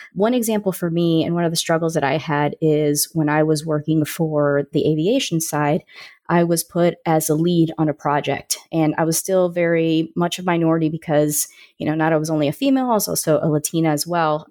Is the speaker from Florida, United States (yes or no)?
yes; Orlando, Florida, United States; I grew up in Orlando, Florida